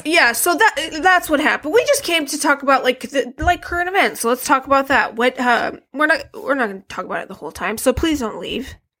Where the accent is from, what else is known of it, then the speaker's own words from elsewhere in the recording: Flint, Michigan, United States; I'm from Flint